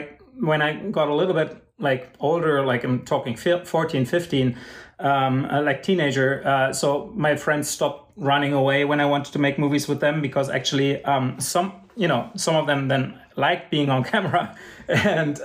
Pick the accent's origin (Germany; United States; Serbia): Germany; even growing up in Germany